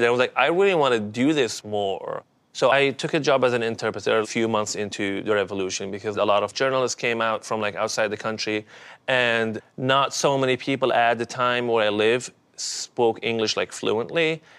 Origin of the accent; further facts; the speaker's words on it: Benghazi, Libya; English is a second language; But my childhood was very different from here. I was born in Libya, specifically in the city of Benghazi.